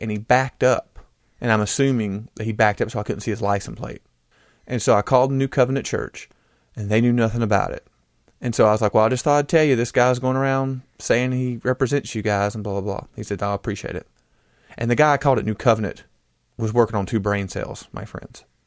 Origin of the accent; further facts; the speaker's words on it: United States; I am an American